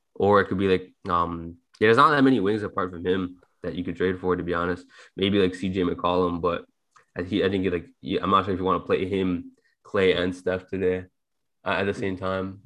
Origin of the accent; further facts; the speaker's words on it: Toronto, Ontario, Canada; we're all from Toronto